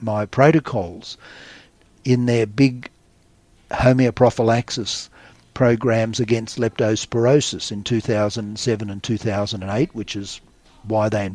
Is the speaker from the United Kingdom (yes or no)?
no; Australia; as an Australian